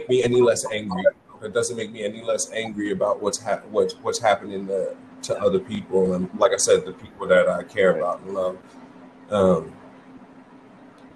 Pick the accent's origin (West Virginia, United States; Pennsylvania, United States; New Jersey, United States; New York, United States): New York, United States; New York City; I grew up in the Bronx, too. I grew up on the other side, though.